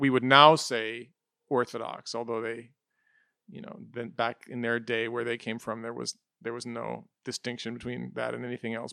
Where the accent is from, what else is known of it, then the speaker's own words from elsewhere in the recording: United States; we're growing up in the United States